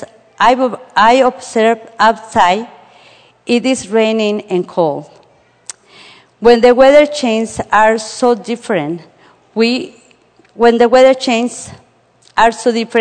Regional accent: Mexico City, Mexico; now in Indiana, United States; I were born in Mexico City. So Mexico City all the time is the same weather.

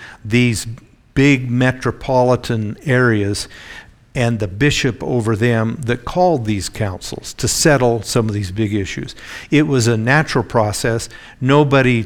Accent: Oregon, United States; when I was a little kid, I grew up in Oregon

